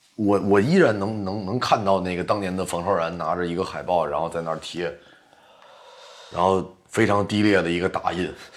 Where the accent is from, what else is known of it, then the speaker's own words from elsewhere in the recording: China; 我们是中国人嘛